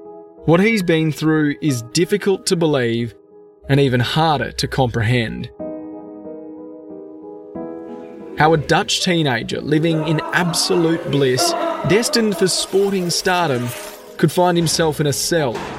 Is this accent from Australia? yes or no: yes; Brisbane, Queensland, Australia; I'm an Australian journalist from Brisbane